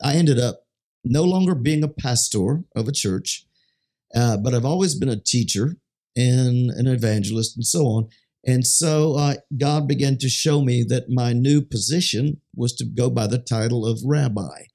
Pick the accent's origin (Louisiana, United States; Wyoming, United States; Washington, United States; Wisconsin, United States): Louisiana, United States; Baton Rouge; I'm from Baton Rouge, Louisiana